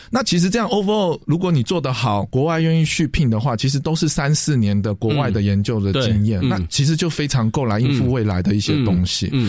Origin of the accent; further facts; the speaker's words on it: Taipei, Taiwan; 因为我本身是台北人